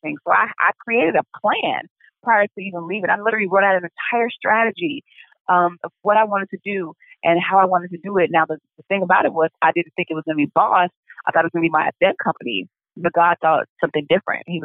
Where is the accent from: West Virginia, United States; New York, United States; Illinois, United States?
Illinois, United States; Chicago; I call myself a Chicagoan, even though I'm from the West Side, I call myself Chicagoan because I literally have lived on every side of town